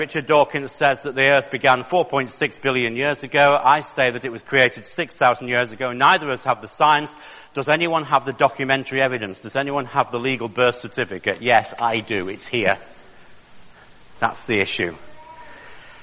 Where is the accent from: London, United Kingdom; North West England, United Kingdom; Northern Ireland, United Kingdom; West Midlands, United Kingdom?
North West England, United Kingdom; Manchester; I was born in Manchester in the north of England in 1961